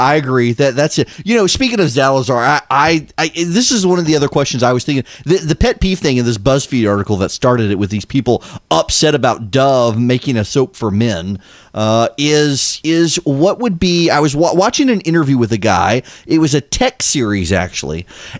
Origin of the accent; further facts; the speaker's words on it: Louisiana, United States; Now, I'm from Louisiana. We believe in lagniappe in Louisiana, which is not spelled the way it's pronounced.